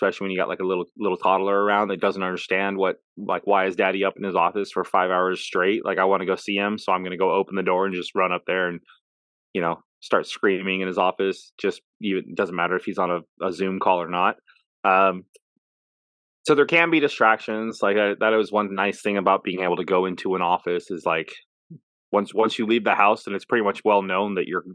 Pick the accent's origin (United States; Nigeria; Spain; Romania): United States; Las Vegas, Nevada; moved away as an adult; also born or lived in Phoenix; now in Chillicothe, United States; I was born and raised in Vegas